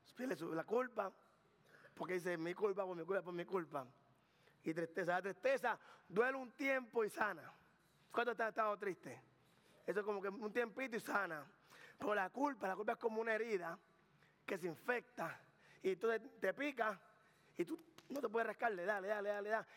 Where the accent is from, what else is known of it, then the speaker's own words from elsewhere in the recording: Carolina, Puerto Rico; yo soy de Carolina, Puerto Rico del barrio